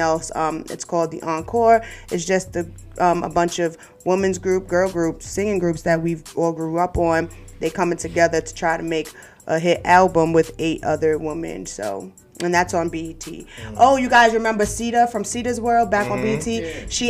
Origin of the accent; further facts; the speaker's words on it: New York City, New York, United States; I'm from Brooklyn